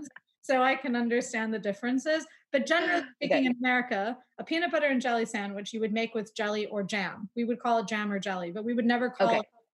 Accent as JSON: {"language": "English", "country": "United States", "said": "as the American in the room"}